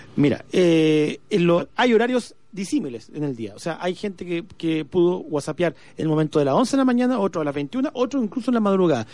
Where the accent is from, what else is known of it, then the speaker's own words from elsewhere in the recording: Illapel, Coquimbo, Chile; soy de Yapel